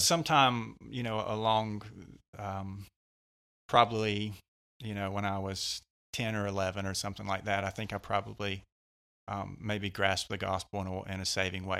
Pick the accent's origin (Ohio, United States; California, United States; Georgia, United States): Georgia, United States; West; also born or lived in Mississippi; I've lived in Georgia most of my life here, right around the West Georgia area.